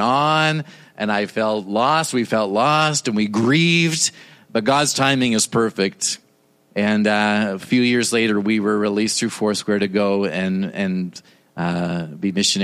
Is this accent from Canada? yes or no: yes; Toronto, Ontario, Canada; moved away; I was born and raised in Toronto, Canada